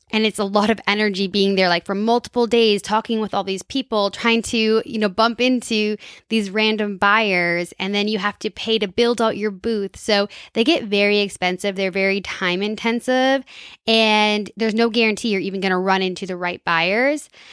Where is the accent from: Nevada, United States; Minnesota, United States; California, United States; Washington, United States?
Minnesota, United States; I'm from Minnesota